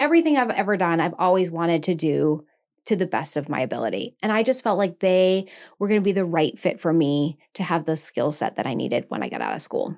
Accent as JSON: {"language": "English", "region": "Maine", "country": "United States", "said": "I'm from Maine"}